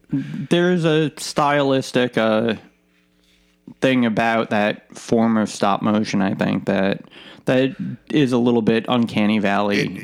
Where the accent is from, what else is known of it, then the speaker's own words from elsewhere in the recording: United States; being American